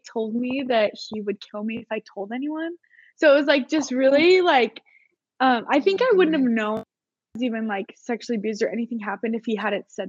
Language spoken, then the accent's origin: English; Orem, Utah, United States; So I am originally from Orem, Utah.